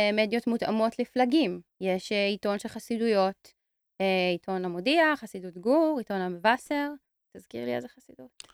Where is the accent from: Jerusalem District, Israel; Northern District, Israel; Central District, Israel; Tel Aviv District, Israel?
Tel Aviv District, Israel; Tel Aviv; אני תל אביבית